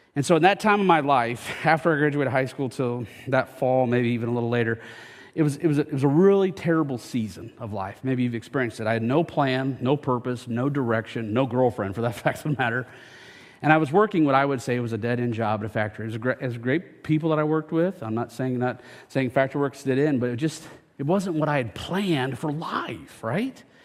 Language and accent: English; United States; I am from Franklin County, born and raised in Franklin County